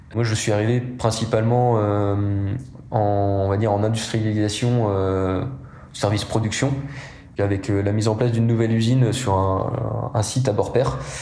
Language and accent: French; Les Épesses, Pays de la Loire, France; je suis né en Vendée, dans le bocage vendéen. J'ai grandi aux Épaisses, juste à côté du Puy du Fou